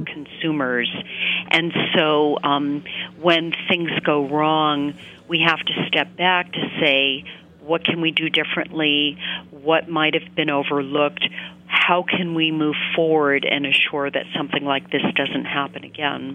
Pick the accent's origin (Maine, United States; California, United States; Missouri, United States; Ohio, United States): Maine, United States; I grew up in Maine